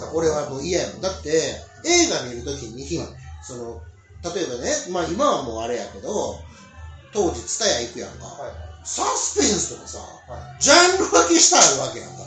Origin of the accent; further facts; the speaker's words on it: Matsubara, Osaka, Japan; 南大阪で生まれ育っとる